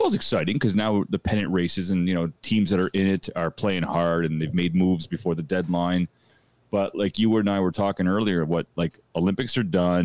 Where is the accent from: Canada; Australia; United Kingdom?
Canada; as a Canadian